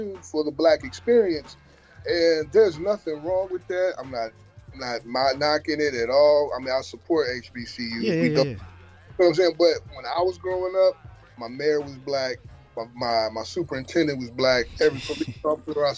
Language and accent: English; Gary, Indiana, United States; moved away as an adult; now in Indianapolis, United States; I grew up in Gary, man, on the east side of Glen Park, 35th Ave